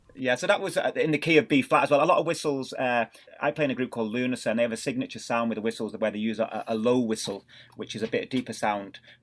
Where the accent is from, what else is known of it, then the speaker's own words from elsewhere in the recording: Manchester, North West England, United Kingdom; moved away; I was born in Manchester in the northwest of England, and my parents, uh, they're both from Ireland